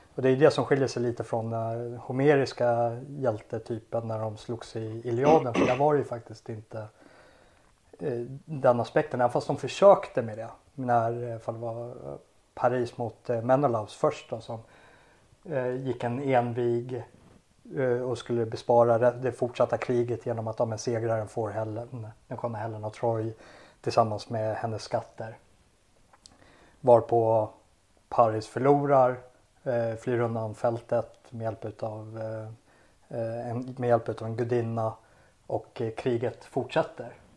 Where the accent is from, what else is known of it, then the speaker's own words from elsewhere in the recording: Sweden; jag är ju svensk